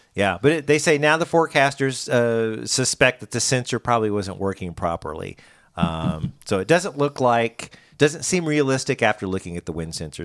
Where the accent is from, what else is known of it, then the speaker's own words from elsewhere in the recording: Springfield, Missouri, United States; I'm from Springfield